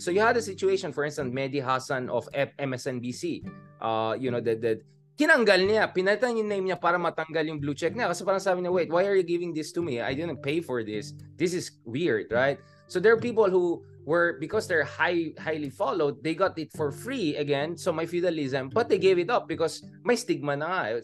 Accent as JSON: {"language": "Tagalog", "town": "Baguio", "region": "Cordillera Administrative Region", "country": "Philippines", "said": "I'm from Baguio, UP, etc."}